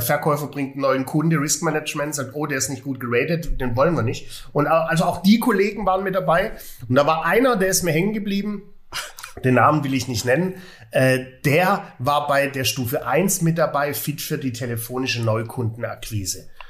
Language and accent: German; Swabia, Baden-Württemberg, Germany; als Schwabe